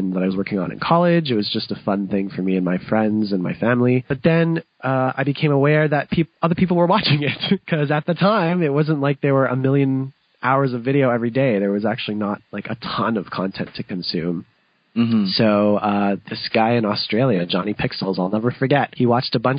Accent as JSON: {"language": "English", "town": "London", "region": "Ontario", "country": "Canada", "tie": "born or raised there", "said": "my family, we actually acquired a music school in London, which is my hometown"}